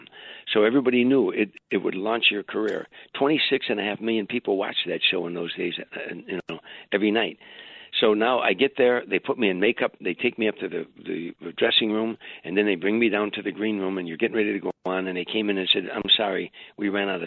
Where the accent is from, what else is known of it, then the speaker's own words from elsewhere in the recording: Harvey, Illinois, United States; moved away as an adult; I went back to Chicago, Harvey, Illinois, my hometown, a suburb on the south side of Chicago